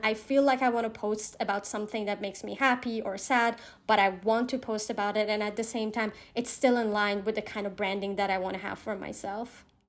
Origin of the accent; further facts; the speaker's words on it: Iran; I'm from Iran